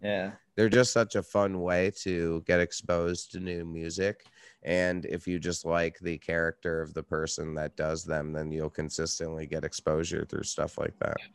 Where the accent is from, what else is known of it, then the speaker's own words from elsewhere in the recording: Red Hook, New York, United States; moved away as an adult; now in Brooklyn, United States; I live in Brooklyn, but I grew up in upstate New York.